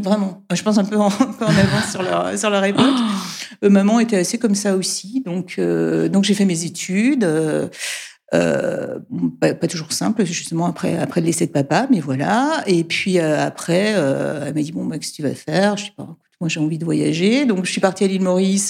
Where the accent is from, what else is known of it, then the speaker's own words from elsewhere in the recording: Brussels, Brussels-Capital Region, Belgium; moved away as an adult; also born or lived in Egypt / Guadeloupe / Nantes; now in France; je suis bruxelloise, hein, enfin en tout cas j'ai, j'ai euh, grandi à Bruxelles